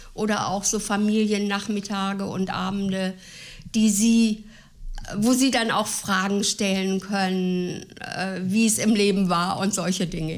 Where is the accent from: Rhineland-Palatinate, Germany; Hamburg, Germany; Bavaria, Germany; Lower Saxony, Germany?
Lower Saxony, Germany; Gifhorn; also born or lived in Celle / Flettmar; ich bin 1946 geboren in Celle. Meine Eltern wohnten derzeit in Flettmar, Kreis Gifhorn